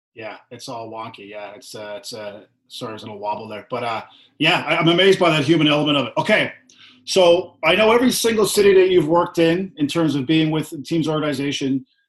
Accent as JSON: {"language": "English", "town": "Corner Brook", "region": "Newfoundland and Labrador", "country": "Canada", "tie": "born or raised there", "said": "I'm originally from Corner Brook, Newfoundland myself."}